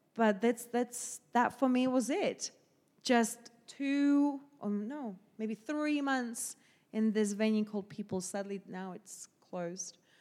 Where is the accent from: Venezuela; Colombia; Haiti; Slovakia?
Slovakia; English is a second language; moved away as an adult; also born or lived in Southampton; now in London, United Kingdom; 'cause I'm Slovakian